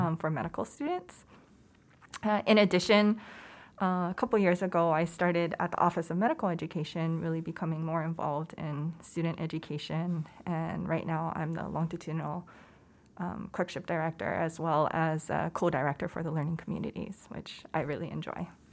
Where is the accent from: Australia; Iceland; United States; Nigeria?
United States; Hawaii; moved away as an adult; also born or lived in Oakland, California; I was born and raised in Hawaii